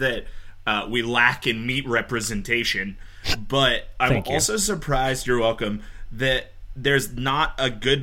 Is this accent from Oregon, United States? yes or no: no; Pittsburgh, Pennsylvania, United States; I grew up in Pittsburgh